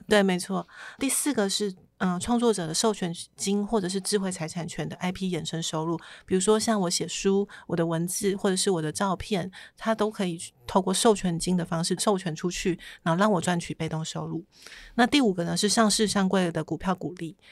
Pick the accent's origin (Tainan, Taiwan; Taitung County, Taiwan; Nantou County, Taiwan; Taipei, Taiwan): Taitung County, Taiwan; Taitung; 我是台东人啊，我本来就梦想在台东有一间房子